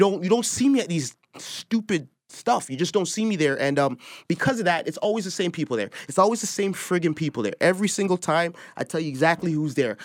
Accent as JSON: {"language": "English", "town": "Toronto", "region": "Ontario", "country": "Canada", "said": "I'm from Toronto"}